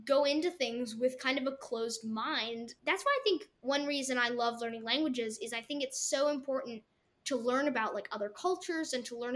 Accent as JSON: {"language": "English", "country": "Russia", "said": "I'm Russian."}